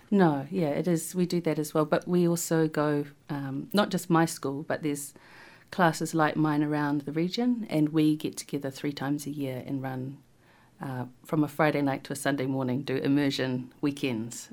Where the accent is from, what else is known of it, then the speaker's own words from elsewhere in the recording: New Plymouth, Taranaki, New Zealand; accent: Taranaki lilt; also born or lived in Taumarunui; I actually grew up in Taranaki in New Plymouth